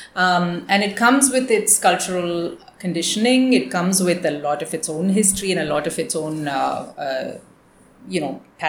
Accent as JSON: {"language": "English", "town": "Chennai", "region": "Tamil Nadu", "country": "India", "tie": "born or raised there", "also_born_or_lived": "United States", "moved": "as an adult", "said": "when we grew up in Chennai"}